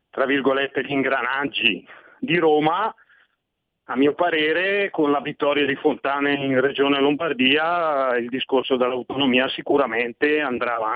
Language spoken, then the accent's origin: Italian; Switzerland; born there; forse perché io sono nato in Svizzera, quindi i miei primi anni di vita ho provato sulla pelle cosa vuol dire federalismo.